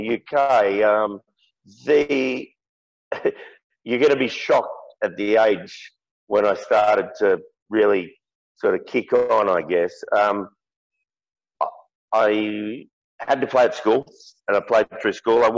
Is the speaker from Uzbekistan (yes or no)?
no; Perth, Western Australia, Australia; growing up in Perth